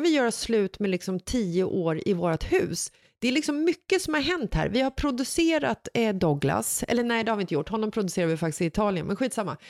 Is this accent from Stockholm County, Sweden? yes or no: yes; Stockholm, Stockholm County, Sweden; Bagarmossen som är platsen söder om Stockholm där jag växte upp när jag var liten